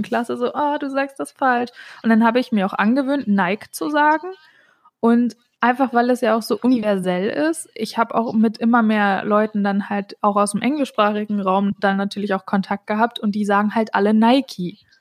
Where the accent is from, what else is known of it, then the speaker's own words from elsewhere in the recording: North Hesse, Germany; ich komme übrigens aus Nordhessen, bin da aufgewachsen